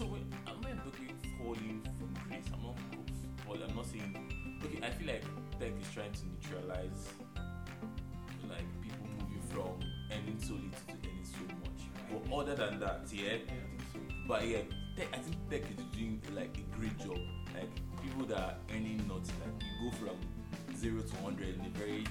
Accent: Abia, Nigeria; moved away; also born or lived in Enugu; I'm from Abia. I was born in Abia. I grew in Abia.

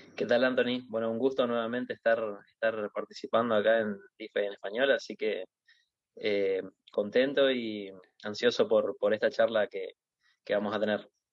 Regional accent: Argentina; yo como un argentino

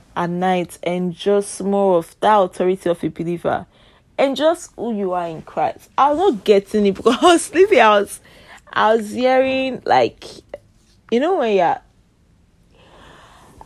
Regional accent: Nigeria; I'm Nigeria. We speak Pidgin English majorly.

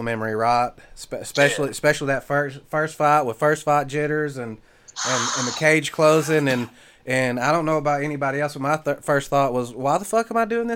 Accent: the South, United States; I grew up in the South

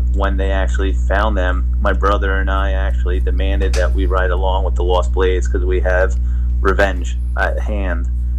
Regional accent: New Jersey, United States; now in Florida, United States; I was from New Jersey. I moved to Florida. So I had to take 2 years off because I had to settle into the new state.

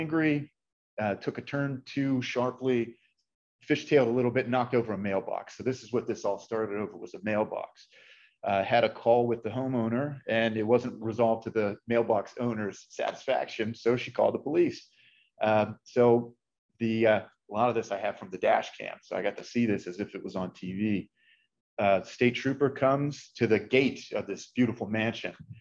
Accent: Masontown, Pennsylvania, United States; I'm actually from south of Pittsburgh, rural greater Pittsburgh area

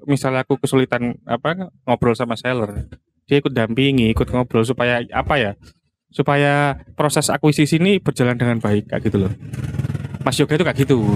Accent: Malang, East Java, Indonesia; Iya, Yo kan gak memang Banyuwangi toh. Aku wong Malang

